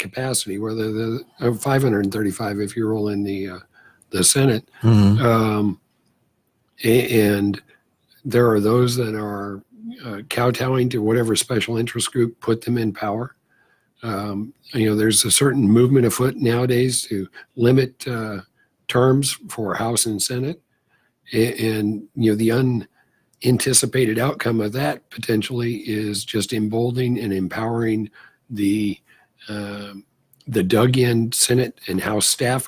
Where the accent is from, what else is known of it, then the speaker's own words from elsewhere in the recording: California, United States; moved away as an adult; also born or lived in Sacramento, California / Midwest; Born and raised in California, I jokingly, in truth, say that I fled California for the common sense and normalcy of the Midwest to go to college.